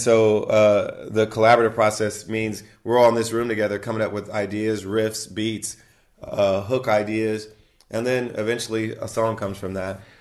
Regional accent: Ohio, United States; moved away; she's also from Ohio, like myself

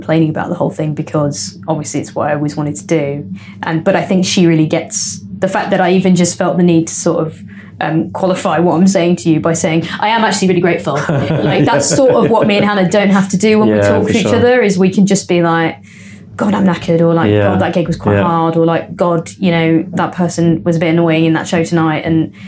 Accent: Leicester, East Midlands, United Kingdom; I'm born and raised Leicester

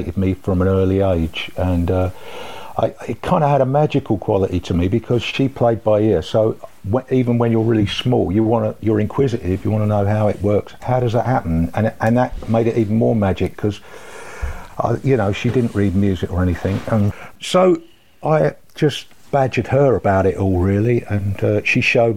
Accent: London, United Kingdom; also born or lived in Tooting / Merton Park; I grew up in South London. I started out in Tooting.

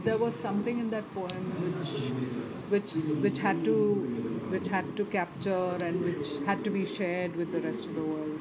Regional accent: Chennai, Tamil Nadu, India; I grew up in Madras, born and raised there.

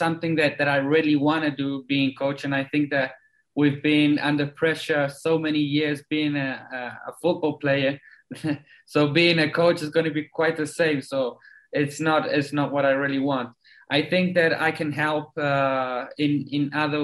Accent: Chile; also born or lived in South Africa; I was born in South Africa. I lived there until I was 10. Came back to Chile. Well, my whole family is Chilean

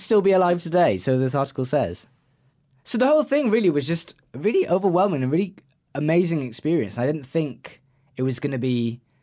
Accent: Wales, United Kingdom; it's in Wales and I'm Welsh

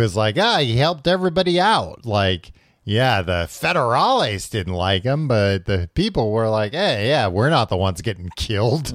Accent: United States; I'm an American.

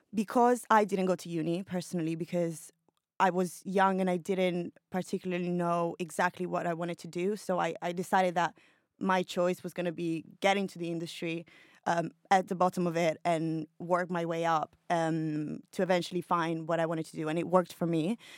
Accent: Milan, Lombardy, Italy; moved away as an adult; now in London, United Kingdom; I'm Italian, I'm from Milan, but I moved to London seven years ago

